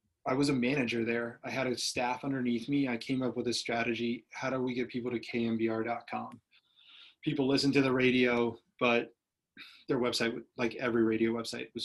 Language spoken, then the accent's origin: English; Washington, District of Columbia, United States; moved away as an adult; also born or lived in Cleveland; I wanted to leave my hometown in DC.